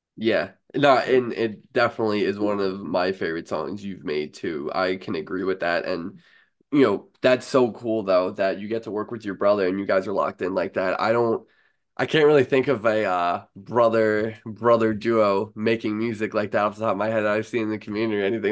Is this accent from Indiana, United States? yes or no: no; New York, United States; as a New Yorker here